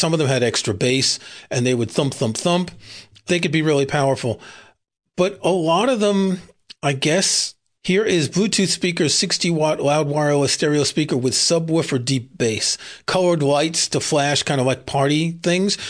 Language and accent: English; New York City, New York, United States; I grew up in Queens, which is kinda suburbs